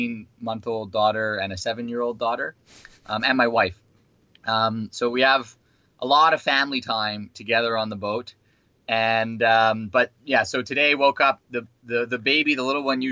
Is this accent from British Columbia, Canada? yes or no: yes; Vancouver, British Columbia, Canada; moved away as an adult; now in New Zealand; originally I'm from Canada, Vancouver. I grew up in Vancouver